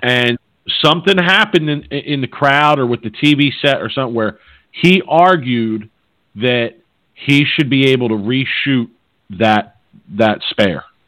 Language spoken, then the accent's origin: English; Philadelphia, Pennsylvania, United States; I'm from Philly, and there's a Philadelphia term